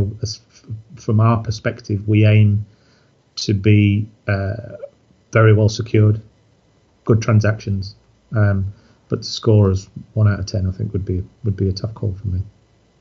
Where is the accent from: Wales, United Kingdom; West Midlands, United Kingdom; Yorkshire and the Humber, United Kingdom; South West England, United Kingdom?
Yorkshire and the Humber, United Kingdom; I'm a Yorkshireman